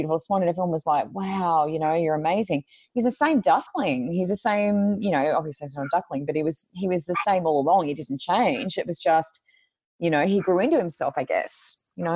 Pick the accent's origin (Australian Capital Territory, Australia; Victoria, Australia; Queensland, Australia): Queensland, Australia; also born or lived in New South Wales; we moved from New South Wales to Queensland, so that was going into year six. So I moved when I was in year five, finished year five.